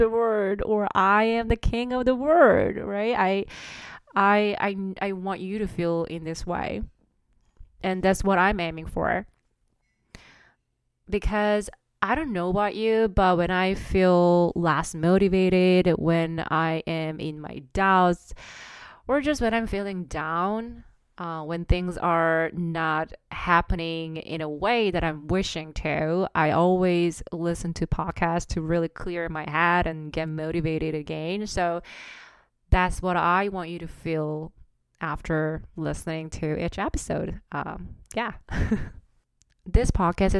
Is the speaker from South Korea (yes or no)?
yes; South Korea; English is a second language; moved away as an adult; also born or lived in Singapore / Amsterdam; now in Toronto, Canada; I was born and raised in South Korea.